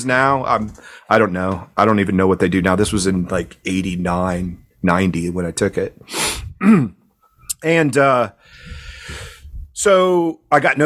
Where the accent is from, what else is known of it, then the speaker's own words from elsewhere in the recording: East Coast, United States; moved away as an adult; I'm from the East Coast.